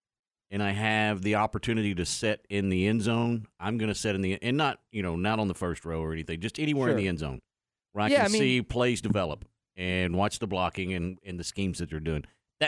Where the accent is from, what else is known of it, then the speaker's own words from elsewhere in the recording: Dallas–Fort Worth Metroplex, Texas, United States; But growing up in the Metroplex